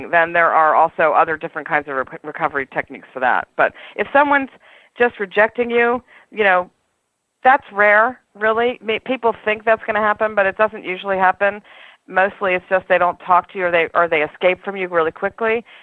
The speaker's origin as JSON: {"language": "English", "town": "New York City", "region": "New York", "country": "United States", "said": "I'm a New Yorker, and this is one of the things that we I think that is wonderful about being in New York"}